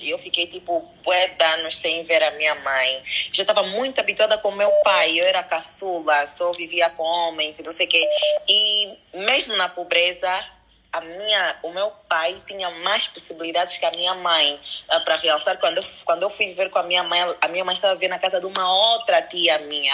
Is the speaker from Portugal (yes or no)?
no; DR Congo; eu nasci no Congo Democrático, a minha mãe é congolesa e o meu pai é angolano